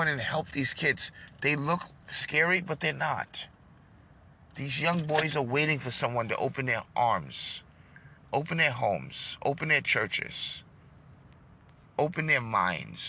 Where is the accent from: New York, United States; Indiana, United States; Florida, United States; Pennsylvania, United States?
New York, United States; now in Texas, United States; I'm from New York